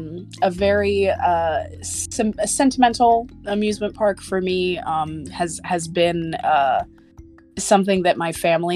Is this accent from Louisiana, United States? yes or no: no; Tennessee, United States; also born or lived in Central Florida, United States; but I grew up in Tennessee and Central Florida